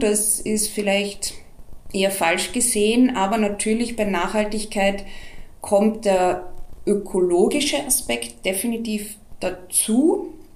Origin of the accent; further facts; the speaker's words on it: Austria; bei uns in Österreich